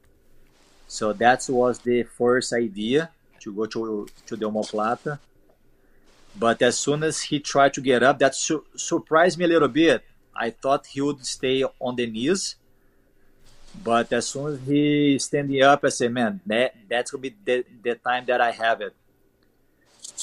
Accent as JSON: {"language": "English", "country": "Brazil", "tie": "born or raised there", "second_language": "English", "moved": "as an adult", "said": "my hometown is very far away from São Paulo"}